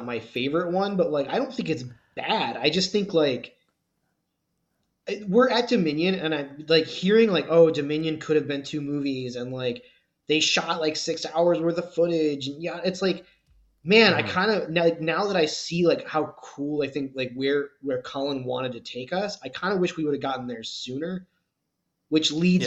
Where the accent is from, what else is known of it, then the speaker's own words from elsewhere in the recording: Michigan, United States; now in Oklahoma, United States; My home state of Michigan